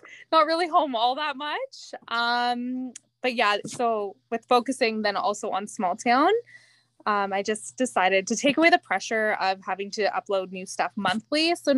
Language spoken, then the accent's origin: English; Ottawa, Ontario, Canada; moved away as an adult; also born or lived in West Carleton; now in Douglas, Canada; who's talking. So I'm originally from the outskirts of Ottawa, but then I fell in love with a dairy farmer from Douglas. So it's been 9 years now